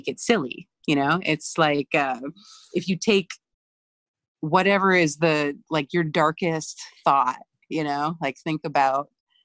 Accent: Bible Belt, Southeast, United States; moved away as an adult; I grew up queer in the Southeast in the middle of the Bible Belt

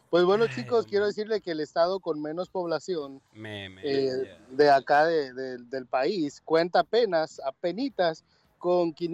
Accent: El Salvador; now in Birmingham, United States; vean cómo somos los salvadoreños.

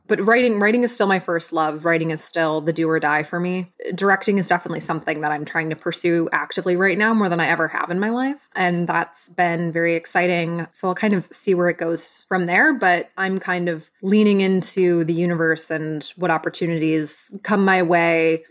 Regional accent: Michigan, United States; now in Los Angeles, United States; I am originally from Michigan, and now I am a Los Angeles-based writer, director, and producer

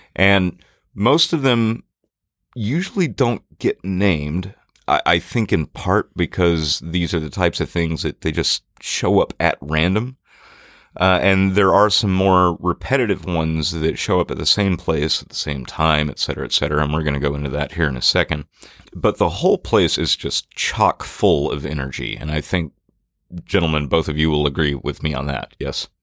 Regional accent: Natchez, Mississippi, United States; growing up in Natchez

